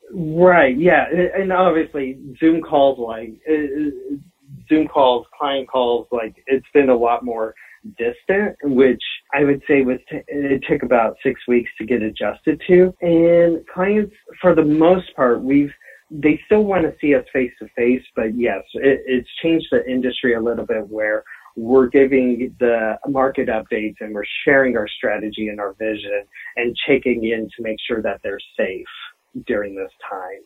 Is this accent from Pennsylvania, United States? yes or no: no; Denver, Colorado, United States; also born or lived in Iowa; I have lived in Denver from the age of four, but I went to say I'm from Denver